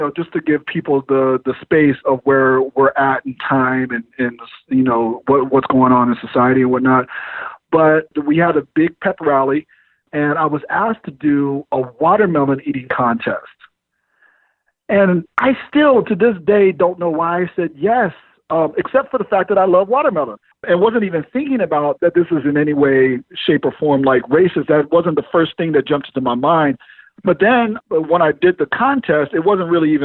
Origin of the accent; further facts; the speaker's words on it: Oceanside, California, United States; being born and raised in Oceanside, which is a very racially diverse city